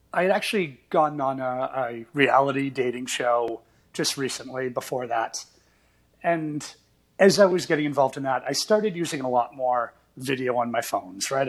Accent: Portland, Maine, United States; now in New York City, United States; I grew up just outside Portland, Maine

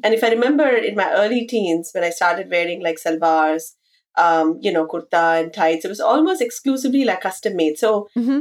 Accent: India; moved away as an adult; now in New York City, United States; growing up in India

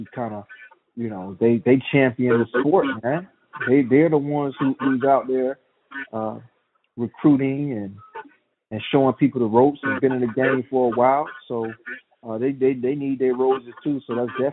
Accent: Tampa, Florida, United States; the OCB Tampa Natural, which is in my hometown

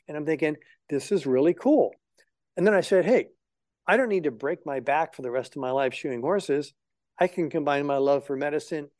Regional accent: Hawaii, United States; moved away; also born or lived in Florida Keys, Florida / Davis, California / Los Angeles, California; I grew up in Hawaii

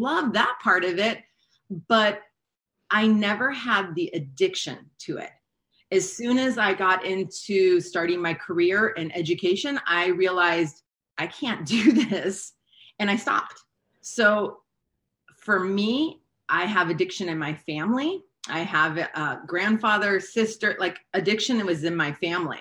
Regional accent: Hawaii, United States; moved away; also born or lived in California; I grew up in Hawaii

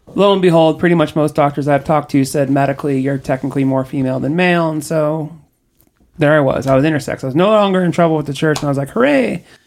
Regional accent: Orange County, Southern California, United States; I grew up in Southern California, in the technically Orange County, but not a great part of Orange County. And I was raised there.

